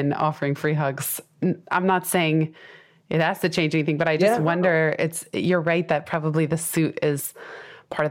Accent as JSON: {"language": "English", "region": "California", "country": "United States", "said": "I'm from California"}